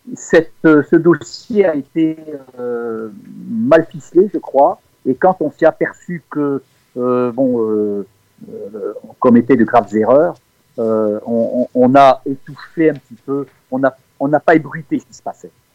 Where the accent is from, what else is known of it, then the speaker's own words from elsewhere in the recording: Tourcoing, Hauts-de-France, France; now in Cévennes, France; je suis né dans le Nord, à Tourcoing exactement, et, mm, mais cela fait maintenant 45 ans que je vis dans les Cévennes.